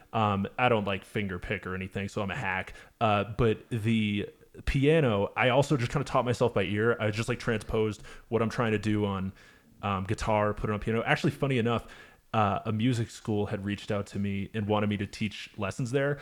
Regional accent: Manchester, New Hampshire, United States; I play a lot around my hometown of uh, Manchester, Hampshire.

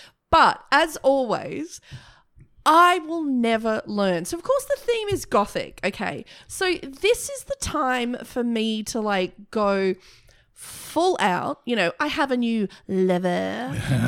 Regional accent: Broken Hill, New South Wales, Australia; I grew up in a mining town.

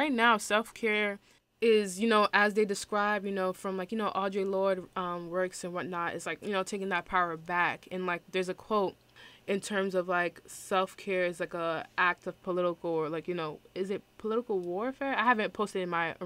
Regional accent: New York City, New York, United States; I'm from Brooklyn and, like, New York

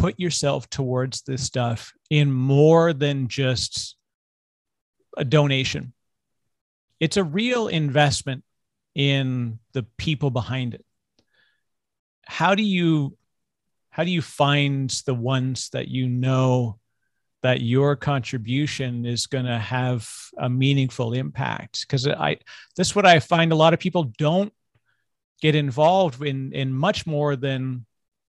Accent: Canada; I'm Canadian

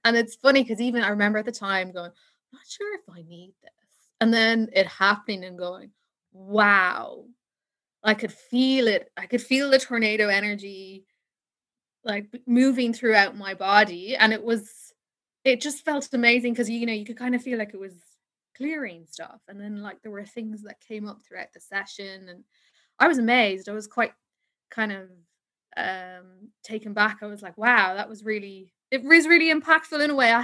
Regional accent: Ireland; I'm from Ireland

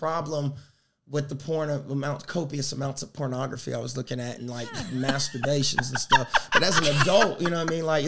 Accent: South Carolina, United States; moved away as an adult; also born or lived in Ohio; now in New York City, United States; I'm from South Carolina.

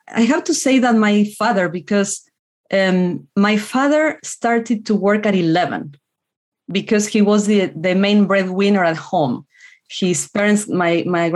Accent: Argentina; first language Spanish; English is a second language; moved away as an adult; now in United States; I was born in Argentina, lived in a small rural town

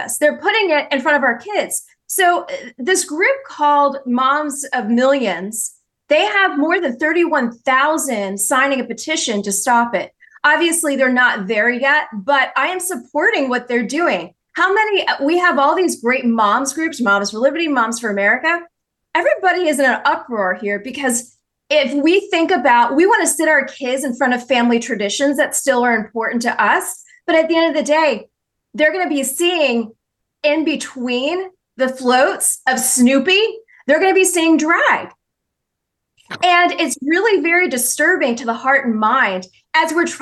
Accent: New Jersey, United States; moved away; I grew up in Jersey, in North Jersey

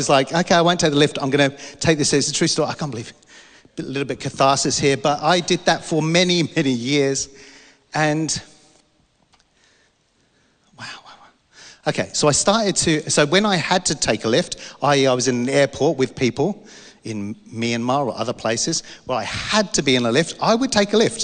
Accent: London, United Kingdom; I'm from London

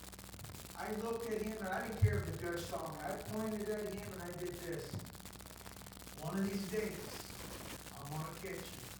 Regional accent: Southern California, United States; I grew up in SoCal

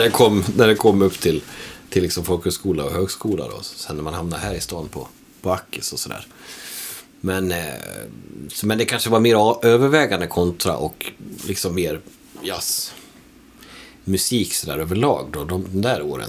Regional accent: Borlänge, Dalarna County, Sweden; moved away; also born or lived in Falun; Borlänge, eh, där växte jag upp på

